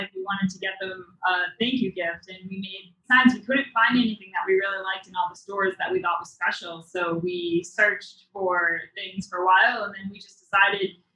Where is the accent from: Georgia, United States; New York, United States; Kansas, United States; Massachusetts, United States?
Massachusetts, United States; Everett; also born or lived in Wakefield, Massachusetts; I grew up in Everett.